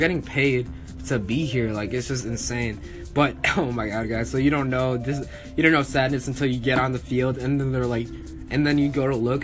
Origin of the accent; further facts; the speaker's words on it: Minneapolis, Minnesota, United States; we're from Minneapolis